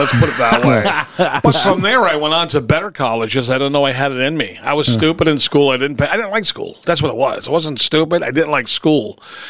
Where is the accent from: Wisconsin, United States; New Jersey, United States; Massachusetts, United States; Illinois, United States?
Massachusetts, United States; Somerville; We were from Somerville, and anybody out there knows this is Boston.